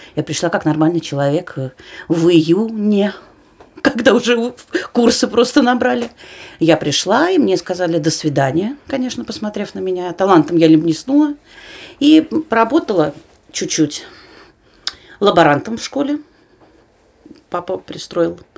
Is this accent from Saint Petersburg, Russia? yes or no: no; Moscow, Russia; я москвичка